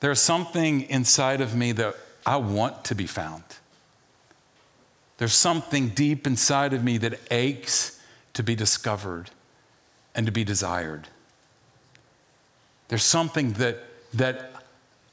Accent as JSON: {"language": "English", "region": "the South", "country": "United States", "tie": "born or raised there", "also_born_or_lived": "Charlottesville, Virginia", "moved": "yes", "said": "I grew up in the South"}